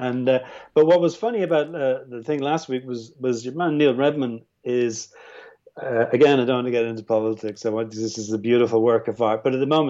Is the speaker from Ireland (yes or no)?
yes; Ireland; also born or lived in England; I went to a Protestant school, you know, and I'm as Irish as everyone else.